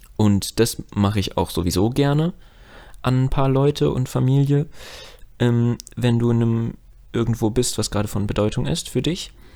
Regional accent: Frankfurt am Main, Hesse, Germany; als Frankfurter

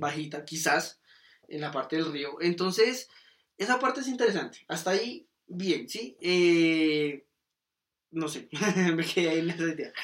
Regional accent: Colombia; como directores colombianos

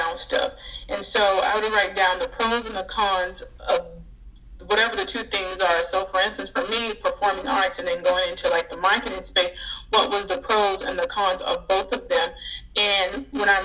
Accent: Louisiana, United States; moved away; I'm originally from Louisiana

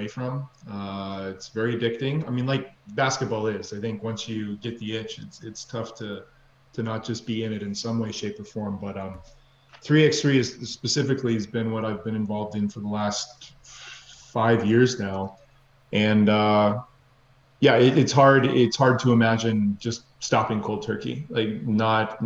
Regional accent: Canada; also born or lived in Minneapolis, Minnesota, United States; I was born in Minneapolis, Minnesota. My father's American, my mother's Canadian. And then we moved to Canada when I was 5

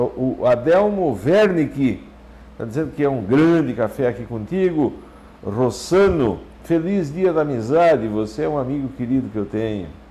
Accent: Santa Catarina, Brazil; Lá no São Miguel, onde eu nasci

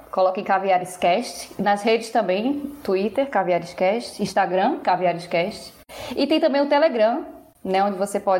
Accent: Pernambuco, Brazil; Eu, como professora, como pernambucana, como fã de Paulo Freire, tudo isso.

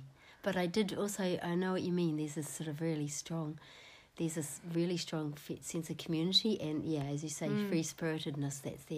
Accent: New Zealand; I'm from New Zealand

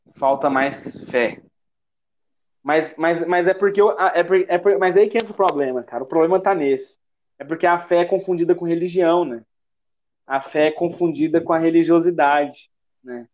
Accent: Goiás, Brazil; accent: goiano; Sendo bem goiano aqui

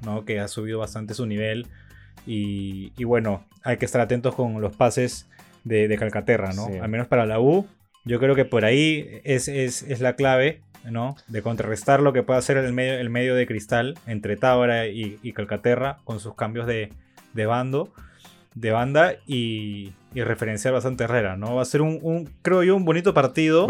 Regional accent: Ica, Peru; moved away; yo soy de Ica

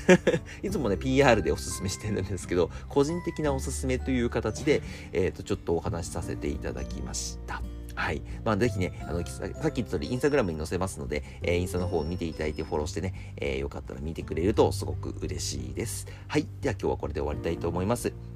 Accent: Akita, Japan; moved away as an adult; now in Tokyo, Japan; 一回秋田に帰ったんですよ、僕。

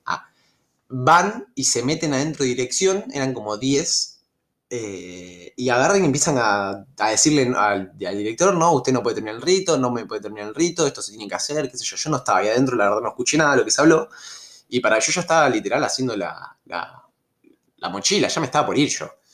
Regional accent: Rosario, Santa Fe, Argentina; yo soy de Rosario, eh, Santa Fe. Yo en mi secundaria iba al normal 1, hice toda la, toda la eh, jardín o preescolar, primaria y secundaria, hice todo en el normal 1

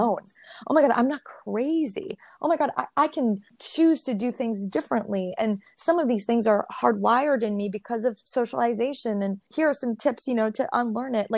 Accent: Montreal, Quebec, Canada; I'm from Montreal. I'm from Rosemont to Tatry

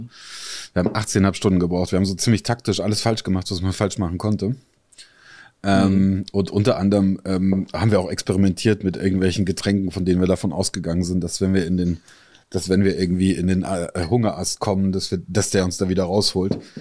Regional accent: Italy; moved away; für mich als gebürtiger Italiener

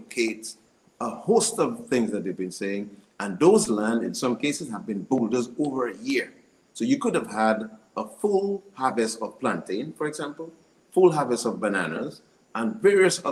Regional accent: Saint Joseph, Dominica; I grew up in the St. Joseph area. I spent most of my youth on the lands

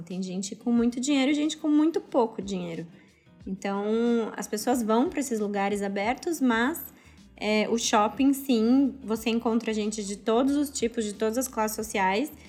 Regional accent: Brazil; also born or lived in Australia; now in Indonesia

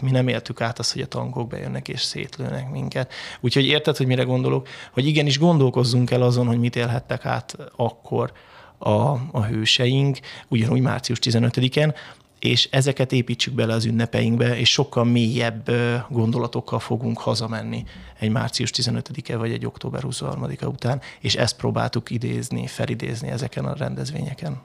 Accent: Hungary; moved away as an adult; also born or lived in Southend, England; én megy- mekkora magyar vagyok

